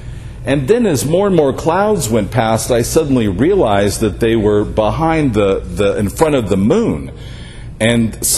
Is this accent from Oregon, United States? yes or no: no; Las Vegas, Nevada, United States; growing up in Las Vegas with the worst light pollution in the world